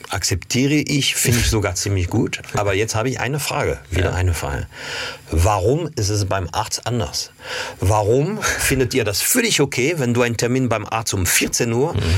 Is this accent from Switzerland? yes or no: no; Paris, Île-de-France, France; German is a second language; Also als Kind war ich oft in der Provence, weil ich, also eigentlich bin ich in Paris aufgewachsen, geboren, mhm. aufgewachsen